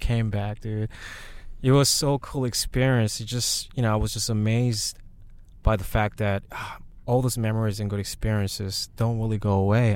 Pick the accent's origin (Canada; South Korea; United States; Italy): South Korea; moved away; When I grew up in Korea